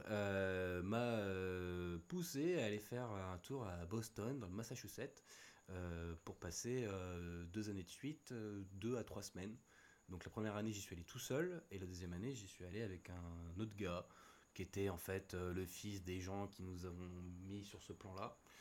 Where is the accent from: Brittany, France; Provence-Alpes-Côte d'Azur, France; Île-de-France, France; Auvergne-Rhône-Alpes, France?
Île-de-France, France; Lagny-sur-Marne; moved away as an adult; now in Réunion, France; j'ai grandi dans le 77, euh, Lagny sur Marne, à côté de Disney